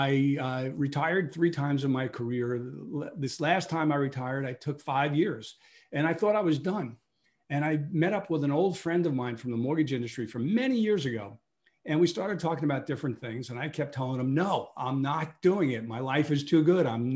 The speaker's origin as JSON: {"language": "English", "town": "New York City", "region": "New York", "country": "United States", "tie": "born or raised there", "said": "I was born in Brooklyn, New York"}